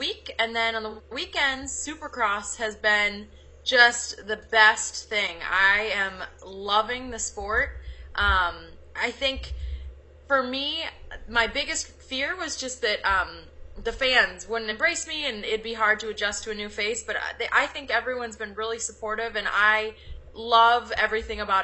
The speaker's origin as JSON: {"language": "English", "town": "Minneapolis", "region": "Minnesota", "country": "United States", "tie": "born or raised there", "also_born_or_lived": "Boston", "moved": "as an adult", "lives_now": "Los Angeles, United States", "said": "I grew up in Minneapolis, Minnesota"}